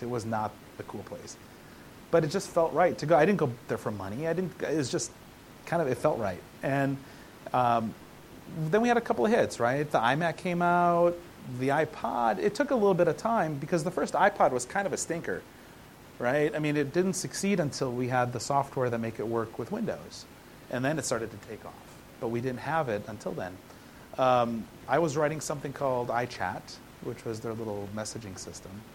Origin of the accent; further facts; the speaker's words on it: Midwest, United States; growing up in the Midwest